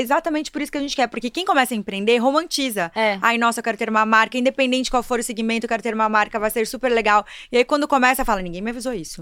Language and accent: Portuguese; Brazil; Eu sou interiorana, não tinha lá em Marechal